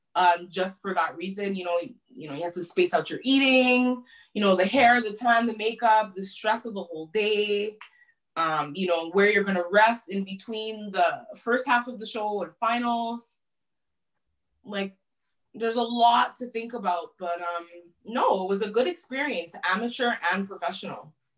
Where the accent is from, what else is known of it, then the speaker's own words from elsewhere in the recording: Montreal, Quebec, Canada; my hometown.